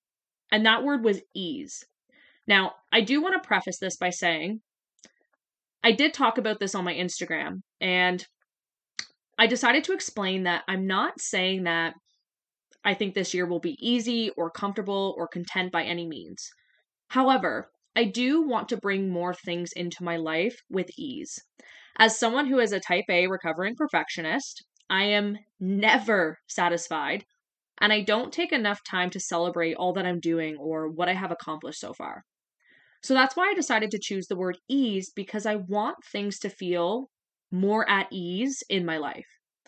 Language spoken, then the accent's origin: English; Ontario, Canada; And I'm from Southwestern Ontario, and right now it feels like minus 20 outside